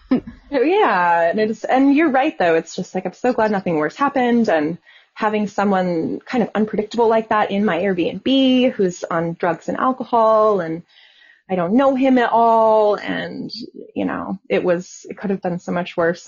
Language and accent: English; Southwest, United States; I'm from the Southwest